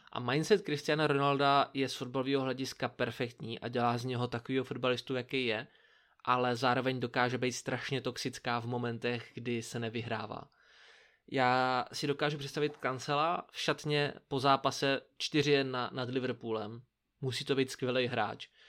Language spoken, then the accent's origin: Czech; Brno, South Moravian Region, Czechia; jako správný Brňák, nebo jako my dva správní Brňáci